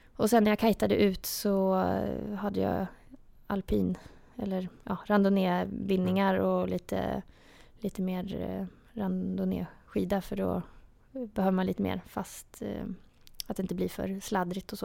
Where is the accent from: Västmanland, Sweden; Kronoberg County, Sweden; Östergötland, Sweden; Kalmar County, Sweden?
Östergötland, Sweden; outside Linköping; Jag är ju eh, från utanför Linköping